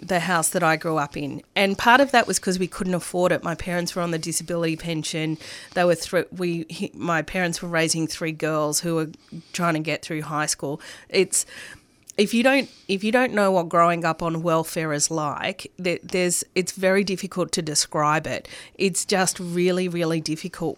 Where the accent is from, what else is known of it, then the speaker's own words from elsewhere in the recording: Coburg, Victoria, Australia; first language Arabic or Greek; I grew up in Coburg